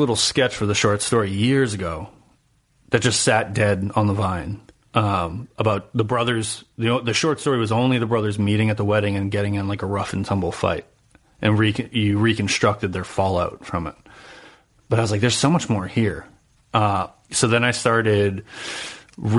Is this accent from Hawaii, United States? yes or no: no; New Hampshire, United States; I'm from New Hampshire